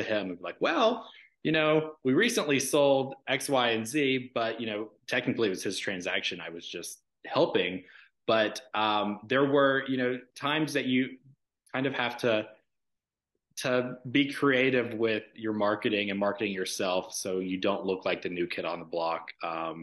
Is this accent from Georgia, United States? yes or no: yes; Dallas, Georgia, United States; now in Atlanta, United States; growing up in Dallas, Georgia, which is adjacent to Douglas County